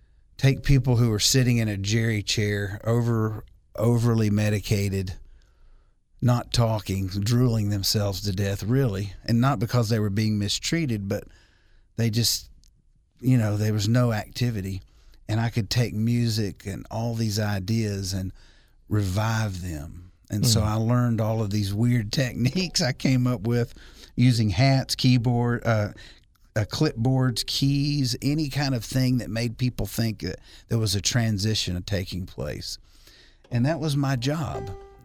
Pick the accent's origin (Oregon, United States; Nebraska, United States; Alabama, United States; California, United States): Alabama, United States; I come from Alabama.